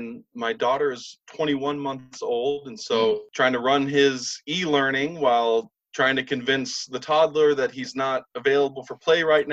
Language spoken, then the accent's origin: English; Southern Illinois, United States; moved away; I'm from Southern Illinois originally